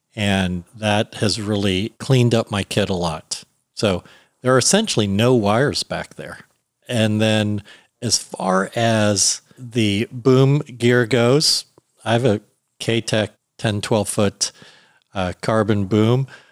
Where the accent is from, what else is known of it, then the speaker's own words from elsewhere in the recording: Alexandria, Virginia, United States; now in Los Angeles, United States; I grew up in Alexandria, Virginia